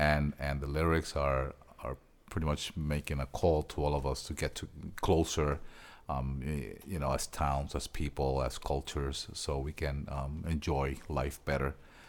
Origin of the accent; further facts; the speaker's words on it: Puerto Rico; I am from Puerto Rico.